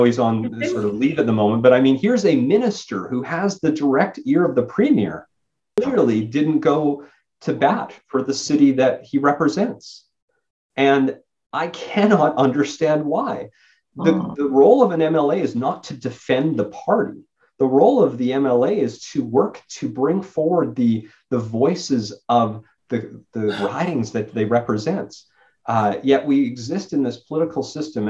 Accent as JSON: {"language": "English", "town": "Spruce Grove", "region": "Alberta", "country": "Canada", "tie": "born or raised there", "lives_now": "Edmonton, Canada", "said": "my hometown of Spruce Grove"}